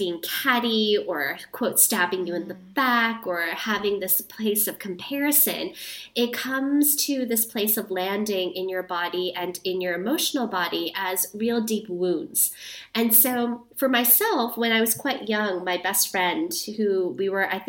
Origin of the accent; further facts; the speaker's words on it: New York City, New York, United States; also born or lived in Guatemala / Thailand; So I'm actually born and raised